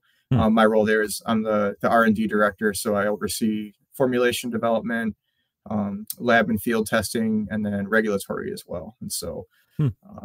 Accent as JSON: {"language": "English", "town": "Sheboygan", "region": "Wisconsin", "country": "United States", "tie": "born or raised there", "said": "I grew up in Sheboygan, Wisconsin"}